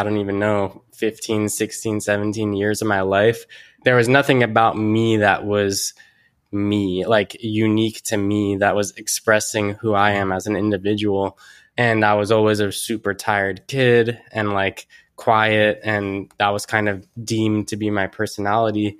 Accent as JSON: {"language": "English", "town": "Mountain View", "region": "California", "country": "United States", "tie": "born or raised there", "lives_now": "San Francisco, United States", "said": "I grew up here in Silicon Valley. Uh, grew up in Mountain View and currently in San Francisco."}